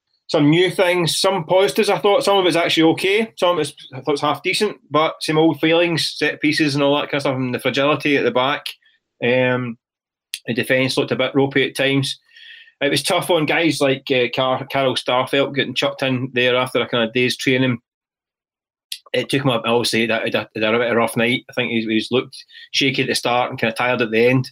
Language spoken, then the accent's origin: English; Glasgow, Scotland, United Kingdom; I grew up in the East End of Glasgow